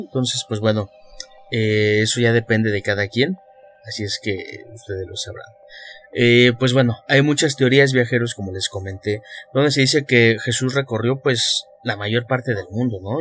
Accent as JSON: {"language": "Spanish", "country": "Mexico", "said": "nosotros que somos de México"}